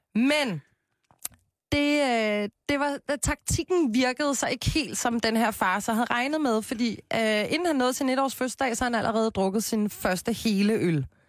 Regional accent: Copenhagen, Capital Region of Denmark, Denmark; jeg er jo fra Christianshavn

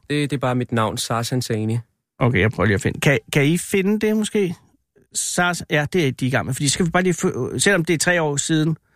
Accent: Gentofte, Capital Region of Denmark, Denmark; born or raised there; also born or lived in Iran (mother's side)

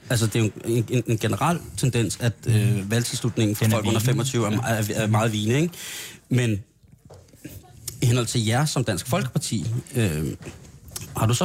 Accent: Randers, Central Denmark Region, Denmark; Jeg er fra Randers.

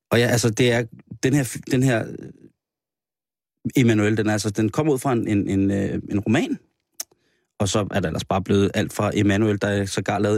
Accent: Spain; Undskyld. Ikke fra det Spanien, hvor jeg er fra.

